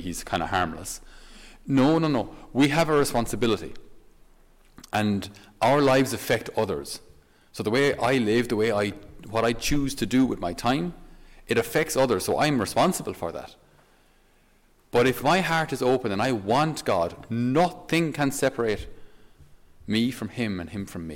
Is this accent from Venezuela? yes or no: no; Ireland; for us as Irish people and as Irish men